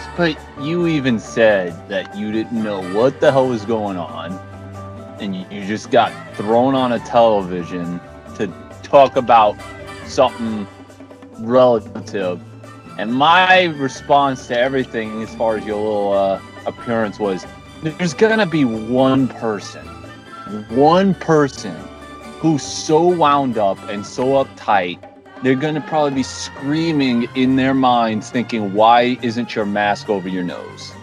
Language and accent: English; East Coast, United States; I'm from the East Coast. I'm literally right next door to New York.